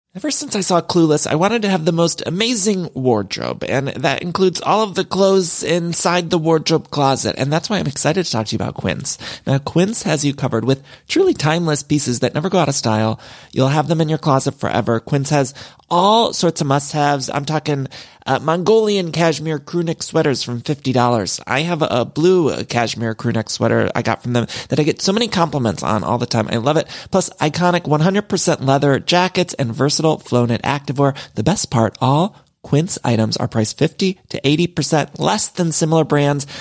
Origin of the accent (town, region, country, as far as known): Midwest, United States; also born or lived in Ohio; now in Los Angeles, United States